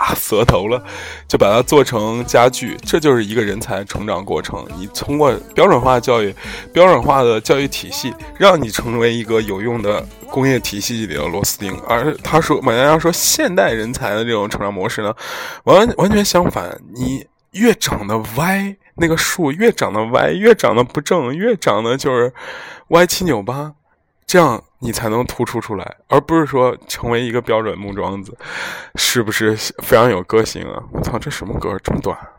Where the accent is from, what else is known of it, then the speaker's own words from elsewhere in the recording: Zhengzhou, Henan, China; moved away; also born or lived in Europe; 有一些原因必须得回我家乡嘛，郑州嘛